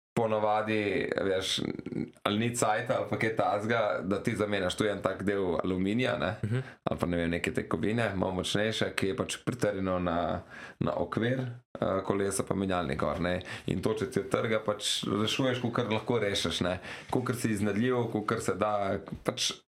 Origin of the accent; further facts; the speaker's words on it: Slovenia; jaz sem iz Slovenije